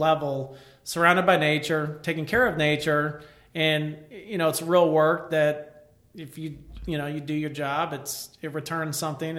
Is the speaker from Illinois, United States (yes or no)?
yes; Elsah, Illinois, United States; I grew up in Elsa, Illinois, you know, we were surrounded by woods